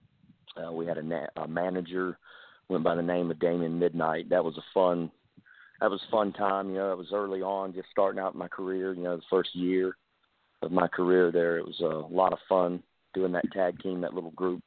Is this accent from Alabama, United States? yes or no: yes; Mobile, Alabama, United States; I'm from from Mobile, Alabama